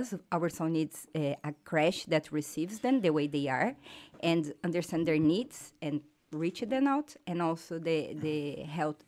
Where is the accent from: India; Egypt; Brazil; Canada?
Brazil; English is a second language; moved away as an adult; now in Ireland; I'm from Brazil.